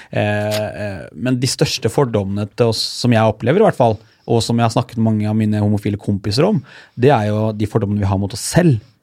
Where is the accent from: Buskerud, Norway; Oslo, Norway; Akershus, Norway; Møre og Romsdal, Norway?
Buskerud, Norway; Hallingdal; jeg er jo fra Hallingdal. Lite sted, årlig Hallingdal